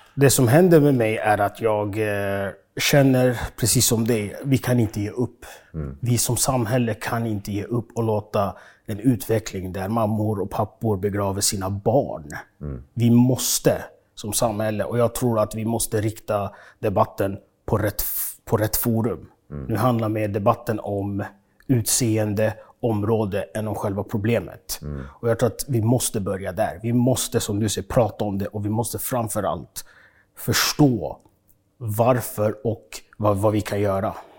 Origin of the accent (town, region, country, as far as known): Stockholm, Stockholm County, Sweden; born or raised there; also born or lived in Uganda